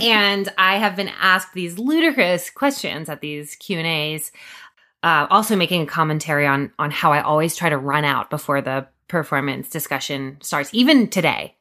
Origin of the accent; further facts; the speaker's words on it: Durham, North Carolina, United States; moved away; also born or lived in New York City; moving back to Durham, which is my hometown